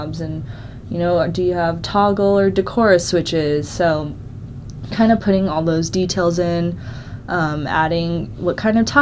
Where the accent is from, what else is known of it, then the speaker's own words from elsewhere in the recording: Scottsdale, Arizona, United States; moved away as an adult; now in Colorado, United States; I grew up in Scottsdale